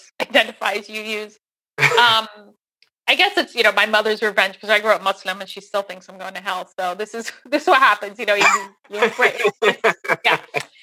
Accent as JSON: {"language": "English", "region": "New Jersey", "country": "United States", "tie": "born or raised there", "moved": "as an adult", "lives_now": "Seattle, United States", "said": "I'm from New Jersey. That's where I grew up. So I've only been here since 2013"}